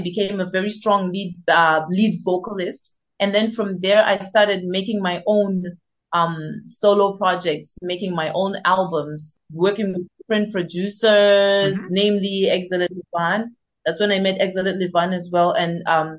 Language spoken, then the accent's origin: English; Zimbabwe; now in South Africa; I am based in South Africa currently, but I am originally from Zimbabwe.